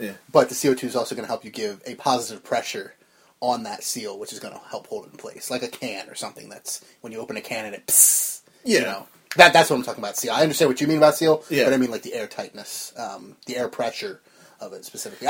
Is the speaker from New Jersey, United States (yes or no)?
yes; New Jersey, United States; born or raised there